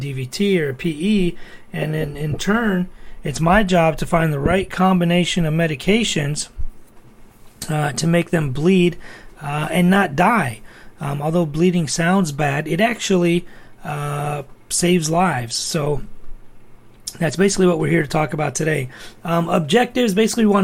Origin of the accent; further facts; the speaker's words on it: Toledo, Ohio, United States; I was born and raised in Toledo, Ohio.